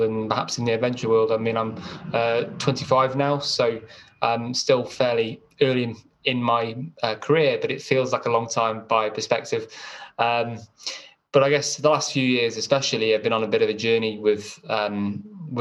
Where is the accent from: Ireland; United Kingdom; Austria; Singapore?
United Kingdom; Chester, North West England; I had a pretty normal upbringing. I was brought up in Chester.